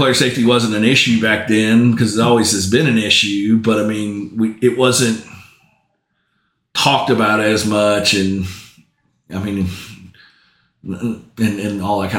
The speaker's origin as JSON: {"language": "English", "town": "New Orleans", "region": "Louisiana", "country": "United States", "tie": "born or raised there", "also_born_or_lived": "Alabama", "moved": "as an adult", "lives_now": "Oklahoma, United States", "said": "I grew up in New Orleans"}